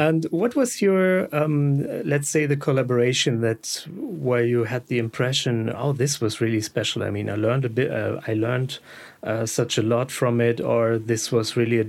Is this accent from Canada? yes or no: no; Germany; English is a second language; I'm from Germany